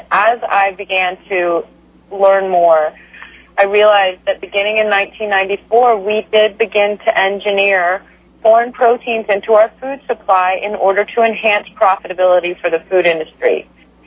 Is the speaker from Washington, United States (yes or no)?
no; Texas, United States; I was raised in a conservative family in Texas